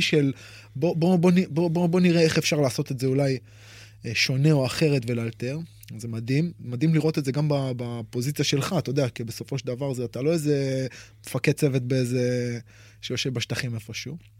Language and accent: Hebrew; Israel; אצלנו כישראלים